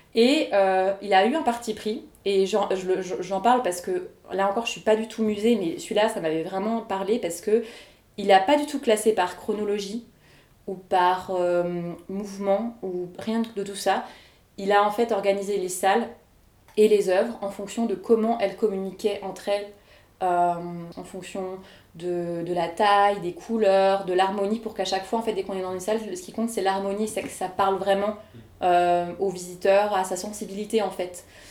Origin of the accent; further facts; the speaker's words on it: Bourgogne-Franche-Comté, France; moved away; chez moi en Franche-Comté